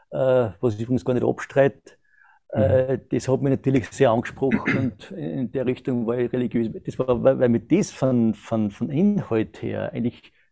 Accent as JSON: {"language": "German", "country": "Austria", "tie": "born or raised there", "said": "bin 1970 geboren in Österreich, äh, habe die ganzen äh, Pflichtschulen und alles dort absolviert"}